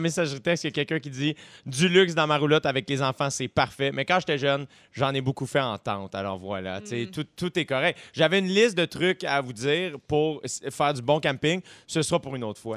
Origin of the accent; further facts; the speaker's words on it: South Shore, Quebec, Canada; je viens de la rive sud